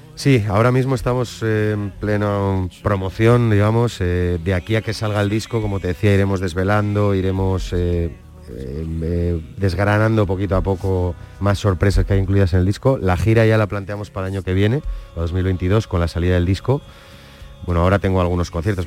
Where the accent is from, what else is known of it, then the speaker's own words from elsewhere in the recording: San Sebastián, Basque Country, Spain; soy donostiarra